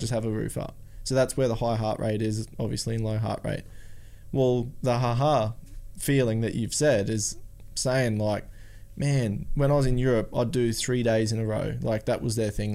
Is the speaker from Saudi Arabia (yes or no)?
no; Australia; I'm from Australia